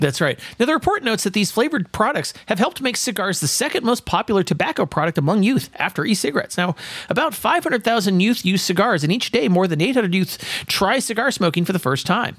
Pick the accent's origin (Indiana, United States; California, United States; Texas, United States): California, United States; I'm from California